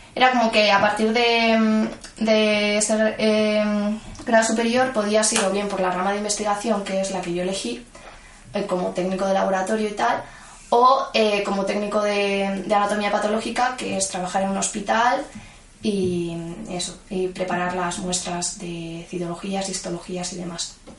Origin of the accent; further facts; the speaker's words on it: Madrid, Community of Madrid, Spain; yo nací en Madrid, a la semana de nacer mis padres se mudaron a Vallecas, cerca de donde vivían, bueno, donde vive mi abuela. Y nada, he vivido toda mi vida en Vallecas.